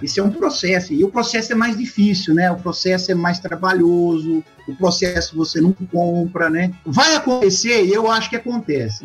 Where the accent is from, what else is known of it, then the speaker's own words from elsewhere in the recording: interior of São Paulo, Brazil; moved away as an adult; also born or lived in Rondônia; now in Tocantins, Brazil; eu sou do, do interior de São Paulo